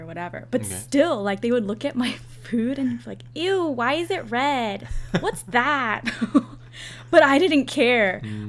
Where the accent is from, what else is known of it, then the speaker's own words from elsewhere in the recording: suburbs of San Francisco, Northern California, United States; moved away as an adult; also born or lived in Hawaii; now in Georgia, United States; I moved to California. We visited Korea, but we moved to California. So I grew up in California until I was 18.